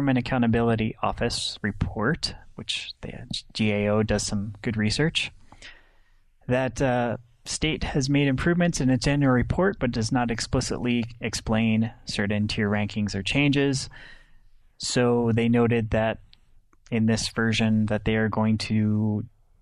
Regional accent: United States; as an American male

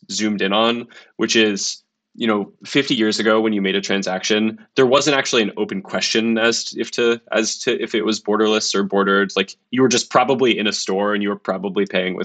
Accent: United States; now in London, United Kingdom; I'm American. I live in London

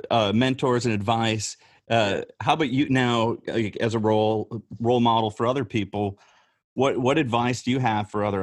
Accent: Rockford, Illinois, United States; so I grew up in Rockford, Illinois. So kind of, you know, failing factory town, right?

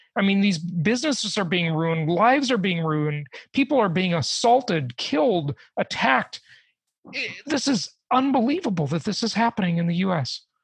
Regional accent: Los Angeles, California, United States; moved away; los angeles where i grew up

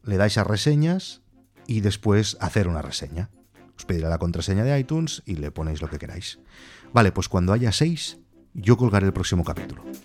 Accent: Barcelona, Catalonia, Spain; nací en Barcelona en el 1980

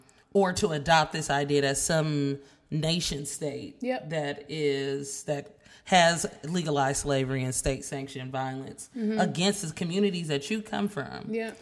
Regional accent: United States; born there; it's certainly a privilege to have been born in this country at the time that I was.

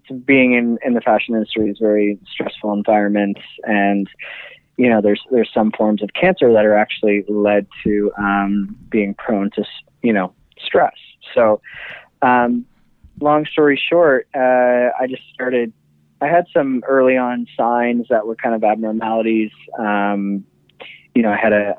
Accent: Canada; now in New York, United States; I'm Canadian

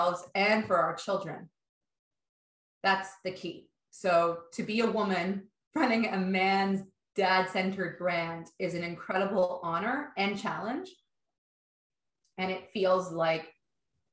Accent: Toronto, Ontario, Canada; I grew up in Toronto, in Canada, sort of midtown

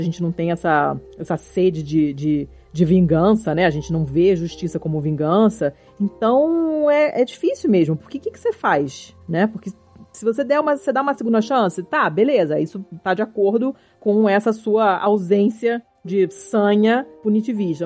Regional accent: Rio de Janeiro, Brazil; eu sou carioca

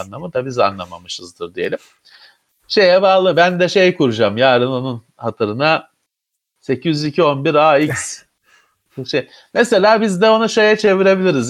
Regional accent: Istanbul, Turkey; ben İstanbullu olarak

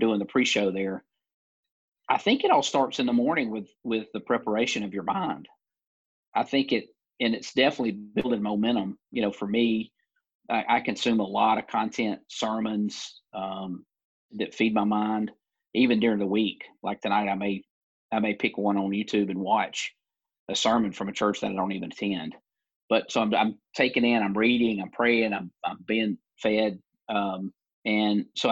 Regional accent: Alabama, United States; moved away as an adult; I grew up in Alabama, in the South

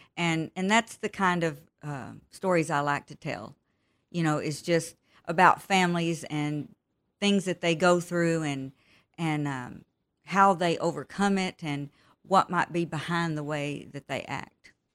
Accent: Texas, United States; also born or lived in Pecos, Texas / Midland, Texas / Brady, Texas; I grew up in Texas. Uh, I was born in the small town of Pecos, Texas. And, of course, I have moved all over Texas 'cause my dad was in the oil field. And we, we lived, uh, most of my teenage years in Midland, Texas

